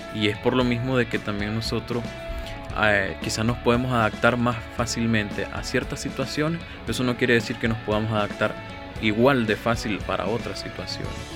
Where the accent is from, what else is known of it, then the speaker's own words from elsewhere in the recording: Nicaragua; como nicaragüenses y como jóvenes